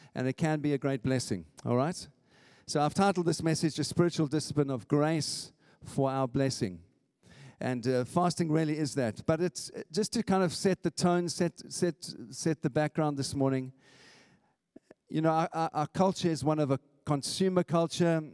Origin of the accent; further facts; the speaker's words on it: South Africa; moved away as an adult; now in St Albans, United Kingdom; I'm an immigrant. I came from South Africa